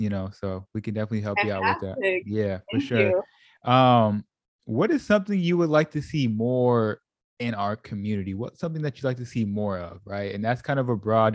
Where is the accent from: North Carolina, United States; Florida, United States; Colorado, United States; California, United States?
California, United States; me growing up in California